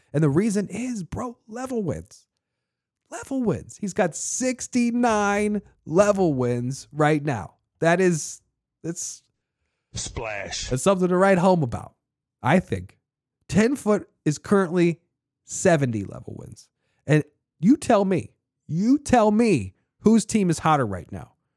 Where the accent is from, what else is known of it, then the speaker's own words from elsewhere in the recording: Annapolis, Maryland, United States; I'm from Annapolis, Maryland, the original Nap Town